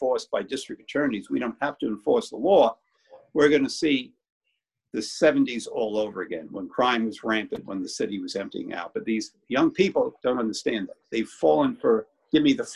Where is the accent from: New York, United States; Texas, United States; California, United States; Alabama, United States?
New York, United States; New York City; Growing up in Brooklyn, your feelings were hurt every day of the week